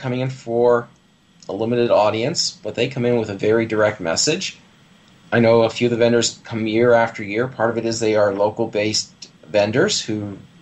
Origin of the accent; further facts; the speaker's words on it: Canada; also born or lived in Toronto; As a Canadian